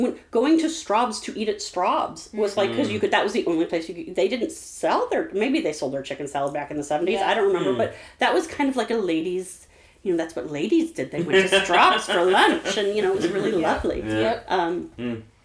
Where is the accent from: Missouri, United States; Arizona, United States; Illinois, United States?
Missouri, United States; St. Louis; also born or lived in Webster Groves; when I grew up in St. Louis, I grew up in U City.